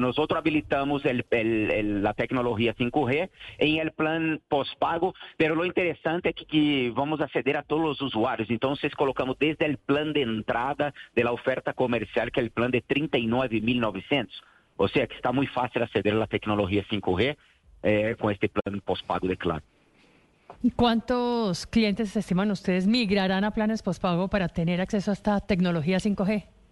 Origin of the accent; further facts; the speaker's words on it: Brazil; moved away as an adult; now in Colombia; soy brasileño.